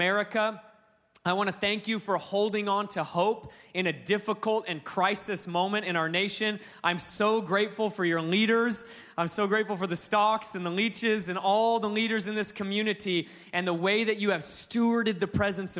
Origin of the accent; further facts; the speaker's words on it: Alaska, United States; moved away; I'm from Alaska, real small town. It's like, you know, we're doubling the population of the town I grew up in right now as a family.